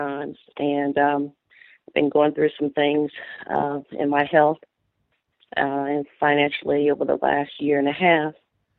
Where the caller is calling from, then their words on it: Brewton, Alabama, United States; I'm calling from Brewton, Alabama.